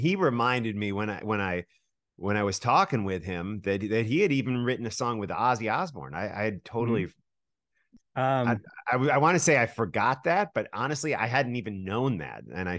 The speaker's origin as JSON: {"language": "English", "town": "Buffalo", "region": "New York", "country": "United States", "tie": "born there", "also_born_or_lived": "New Jersey / Wisconsin", "said": "I was born in Buffalo, New York, but I moved around pretty consistently. So I've lived in New Jersey probably more than any other state throughout my 50 some years"}